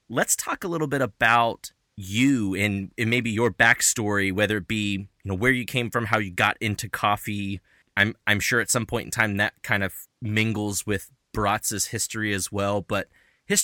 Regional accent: Cincinnati, Ohio, United States; Collective Espresso in Cincinnati, which is, you know, kind of my hometown where I got started with coffee

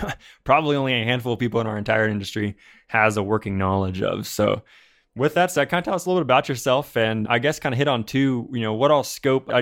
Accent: Ohio, United States; I'm from Ohio

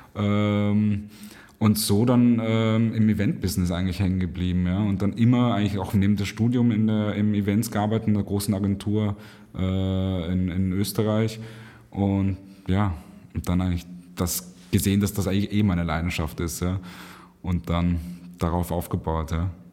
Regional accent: Cairo, Cairo Governorate, Egypt; now in Vienna, Austria; ich bin in Kairo aufgewachsen

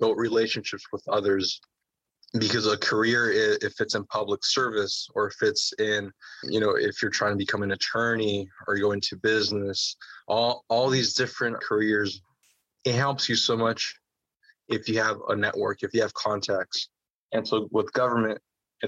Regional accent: Central Orange County, California, United States; my hometown congressman, Congressman Lu Correa, who represents California's 46th congressional district here in Central Orange County

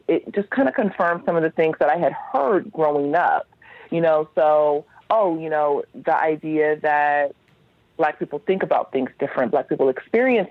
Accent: Los Angeles, California, United States; I grew up in Los Angeles

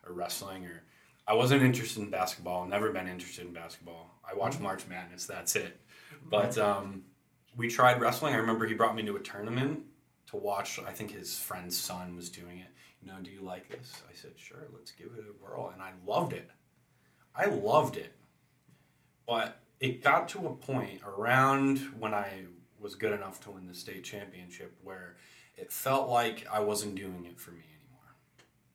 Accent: Allington, United States; I grew up in Allington, where I live now

